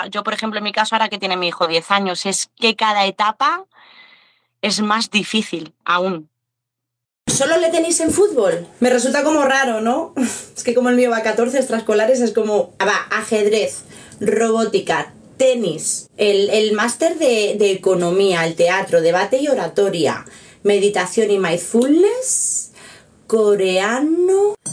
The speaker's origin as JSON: {"language": "Spanish", "town": "Aranda de Duero", "region": "Castile and León", "country": "Spain", "said": "No, no, no, nosotros somos de aquí, de España, somos de ahí, de un pueblo de Burgos, de Aranda de Duero."}